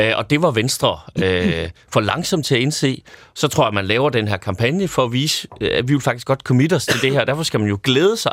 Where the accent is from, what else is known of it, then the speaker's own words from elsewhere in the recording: North Jutland, North Denmark Region, Denmark; now in Copenhagen, Denmark; jeg er super nordjyde